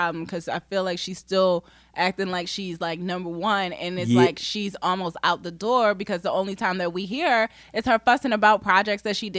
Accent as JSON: {"language": "English", "town": "Baltimore", "region": "Maryland", "country": "United States", "said": "I'm from Baltimore"}